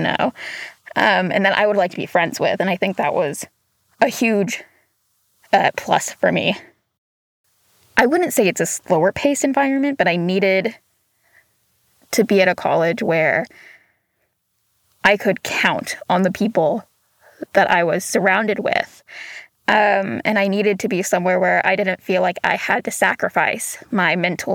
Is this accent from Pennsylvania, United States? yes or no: no; Chattanooga, Tennessee, United States; moved away as an adult; also born or lived in Hixson, Tennessee; now in Walla Walla, United States; I'm from Chattanooga, Tennessee